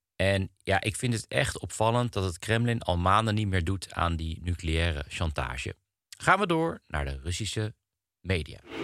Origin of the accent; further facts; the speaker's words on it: Netherlands; wij als Nederlanders